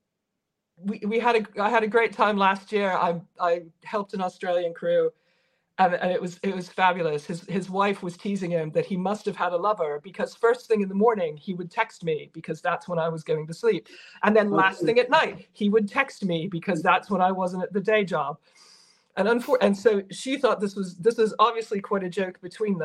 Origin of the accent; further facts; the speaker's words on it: United States; As an American